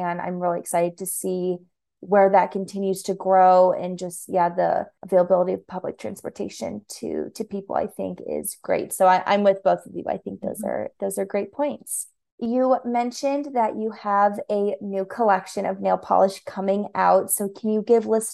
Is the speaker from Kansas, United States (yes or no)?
yes; Overland Park, Kansas, United States; Being from Kansas City myself, being from the suburbs, Leawood, Overland Park area.